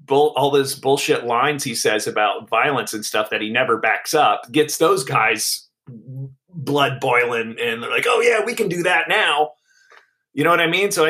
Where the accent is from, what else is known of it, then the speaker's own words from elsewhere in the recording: New Jersey, United States; I grew up in Jersey in high school in the '80s with when he was all over the place and he was in his stardom.